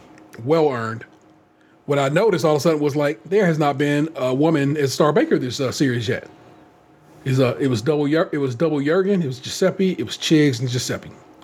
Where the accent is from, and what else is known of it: United States